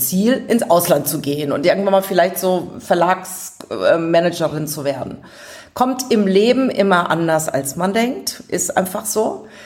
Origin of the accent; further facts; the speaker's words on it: Aschaffenburg, Bavaria, Germany; accent: Lower Franconian; moved away; also born or lived in Giessen; Ich komme aus Aschaffenburg. Es hört mir vielleicht noch mein rollendes R, das Unterfränkische